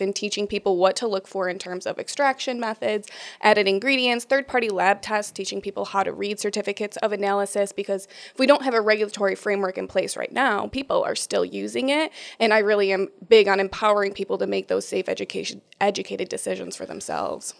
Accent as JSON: {"language": "English", "town": "Rochester", "region": "New York", "country": "United States", "tie": "born or raised there", "said": "born and raised in Rochester, New York"}